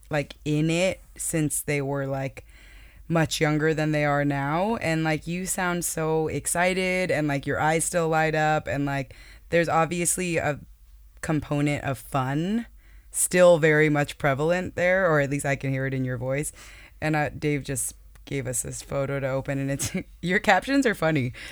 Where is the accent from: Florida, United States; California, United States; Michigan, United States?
Florida, United States; Palm Bay; I'm from Palm Bay, Florida.